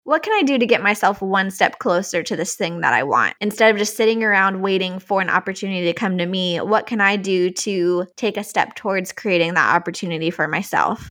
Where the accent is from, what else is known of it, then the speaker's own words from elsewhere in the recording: outside of Richmond, Virginia, United States; moved away; also born or lived in Tennessee; I grew up outside of Richmond, Virginia, so on the East Coast